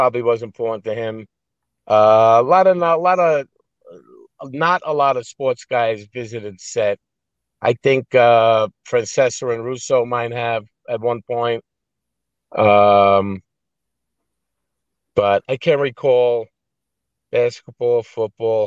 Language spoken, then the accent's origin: English; New York City, New York, United States; also born or lived in New Orleans; I grew up in Brooklyn. I worked in Manhattan. Moved to New Orleans when I was like 21 and lived there for 4 years